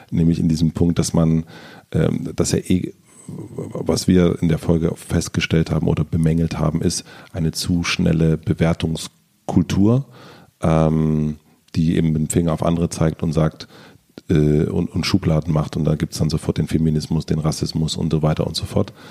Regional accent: East Germany, Germany; Ich, war, ich bin Ostdeutscher.

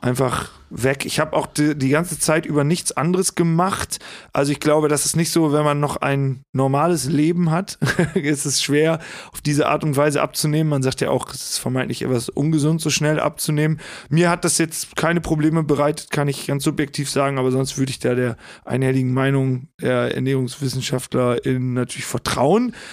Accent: Hagen am Teutoburger Wald, Lower Saxony, Germany; bin gebürtiger Osnabrücker oder aus dem Osnabrücker Land. Der Ort heißt äh, Hagen am Teutoburger Wald

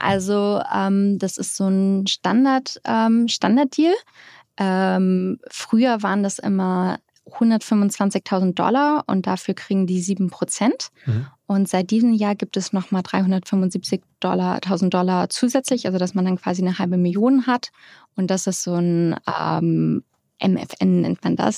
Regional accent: Hamburg, Germany; moved away as an adult; also born or lived in Netherlands / London; now in United States; Ich bin Hamburgerin aus St. Georg

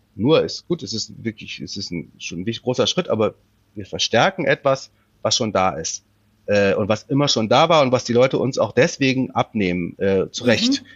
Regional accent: Rhineland, Germany; moved away; wenn ich zu meinen Eltern fahre im äh, Rheinland

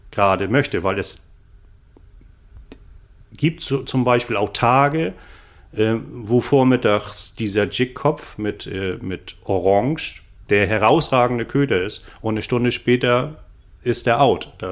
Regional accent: Bremen, Germany; Äh, ich komme aus Bremen.

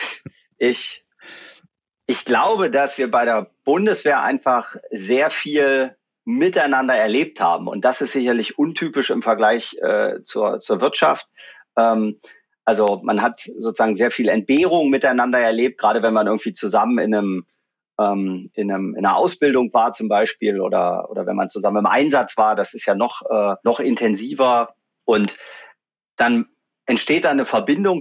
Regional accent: Magdeburg, Saxony-Anhalt, Germany; moved away as an adult; also born or lived in Munich / Abu Dhabi; ich komme aus Magdeburg

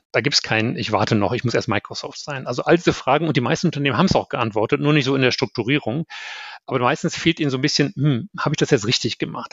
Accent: Germany; moved away as an adult; also born or lived in United States; als Deutscher

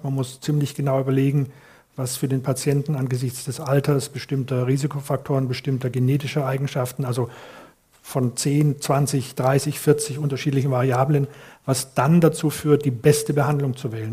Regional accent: Cologne, North Rhine-Westphalia, Germany; als Kölner

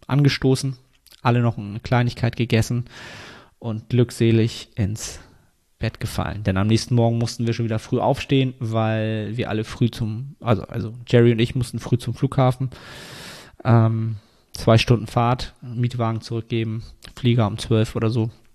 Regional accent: Germany

